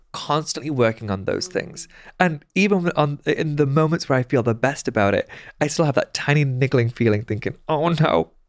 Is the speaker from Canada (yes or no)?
no; Pakistan; And I said, I'm Pakistani.